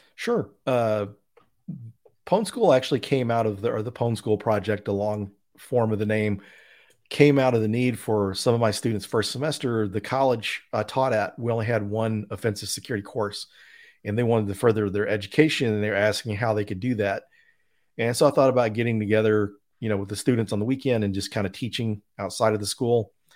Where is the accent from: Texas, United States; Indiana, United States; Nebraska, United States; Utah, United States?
Texas, United States; Denton; Denton, Texas is my hometown. So I grew up there